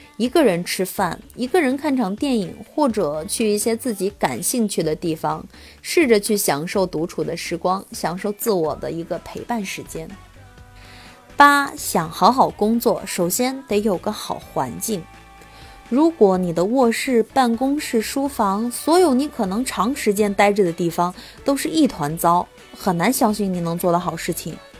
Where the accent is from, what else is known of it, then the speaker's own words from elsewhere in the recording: Anhui, China; also born or lived in Hefei; 因为首先我是一个安徽人，再者呢，我现在在这个合肥读研究生，嗯，另外我曾经在安徽广播电视台实习过